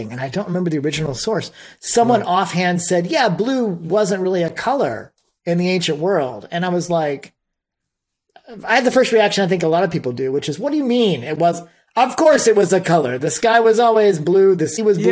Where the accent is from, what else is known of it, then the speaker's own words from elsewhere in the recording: Austin, Texas, United States; I hail from Austin, Texas